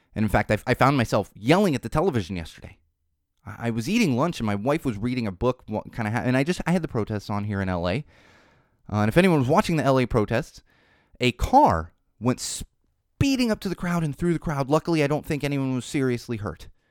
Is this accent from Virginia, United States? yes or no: no; Poway, California, United States; Poway, California is a small city near San Diego. That's where I grew up. That's my hometown